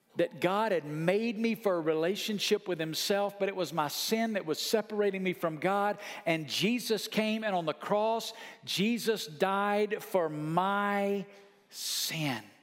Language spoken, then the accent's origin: English; Muscle Shoals, Alabama, United States; my dad had pastored the same church in my hometown my whole life from five years old till the time I was a senior in high school.